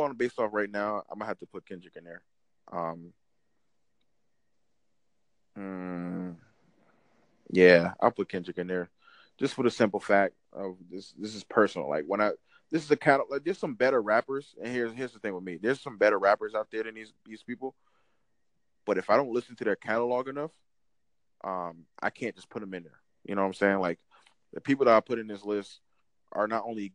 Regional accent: New Jersey, United States; I'm not from New York. I'm Jersey

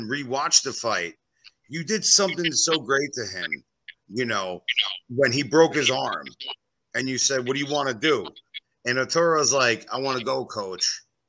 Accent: East Coast, United States; now in Las Vegas, United States; I'm originally from the East Coast

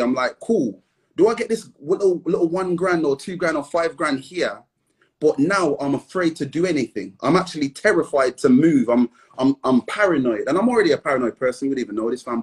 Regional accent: Midlands, United Kingdom; we're from the Midlands

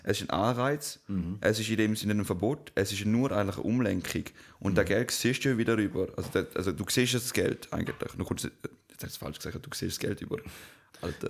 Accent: Switzerland

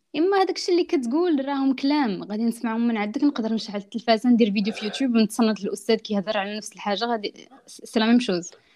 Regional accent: France; also born or lived in Italy / Morocco; انا دزت طاليان كبرت في فرنسا دونك اصلي من المغرب

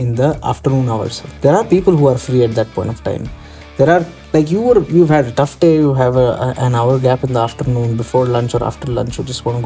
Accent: Bangalore, Karnataka, India; I'm from Bangalore. Lived here most of my life.

